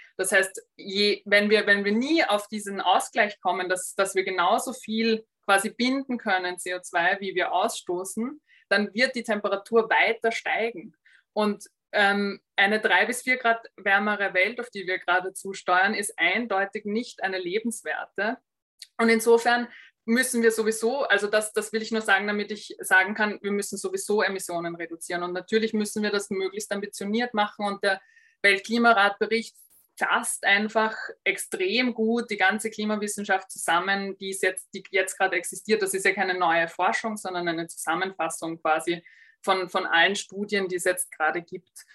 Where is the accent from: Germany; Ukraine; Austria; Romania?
Austria; bei uns in Österreich